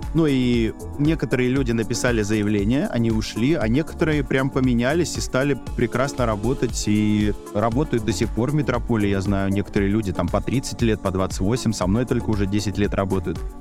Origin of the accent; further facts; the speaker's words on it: Saint Petersburg, Russia; also born or lived in Tallinn, Estonia; now in Moscow, Russia; я сам родился в Ленинграде